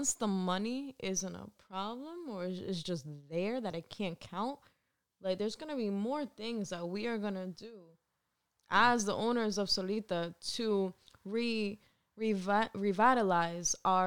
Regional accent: Providence, Rhode Island, United States; It's not just my hometown

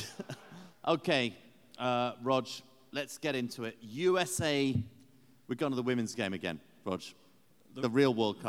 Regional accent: England, United Kingdom; this Englishman

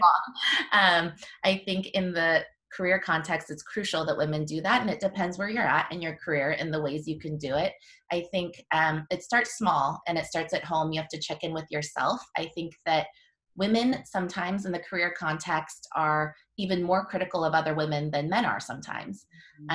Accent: Washington, United States; also born or lived in Korea; I'm a local I grew up in Washington

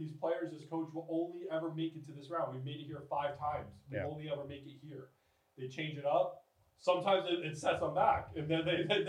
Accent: Canada; being Canadian and whatever.

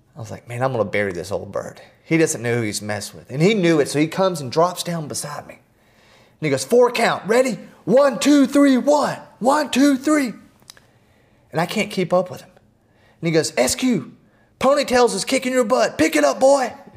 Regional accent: Atlanta, Georgia, United States; growing up in Atlanta

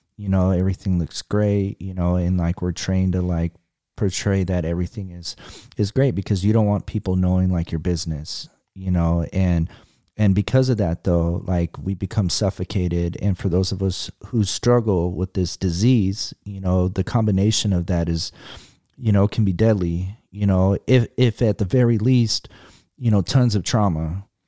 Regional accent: Fresno, California, United States; born or raised there; also born or lived in Berkeley, California

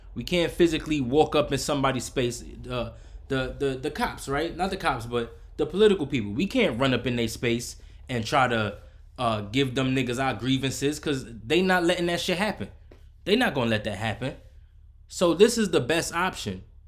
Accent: United States; I'm from America

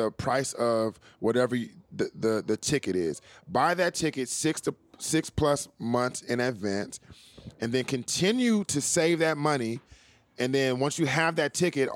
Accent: California, United States; I'm from California

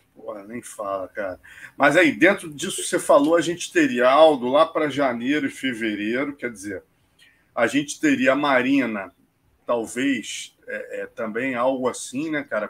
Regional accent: Brazil; como brasileiro

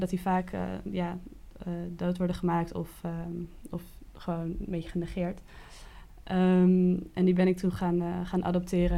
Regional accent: Kockengen, Utrecht, Netherlands; also born or lived in The Hague; als kind, ik ben verhuisd vanuit Den Haag naar, naar het platteland van Utrecht

